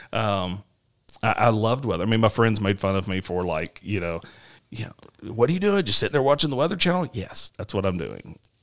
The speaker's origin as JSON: {"language": "English", "town": "Nashville", "region": "Tennessee", "country": "United States", "tie": "born or raised there", "moved": "yes", "said": "I grew up in Nashville, um, Tennessee"}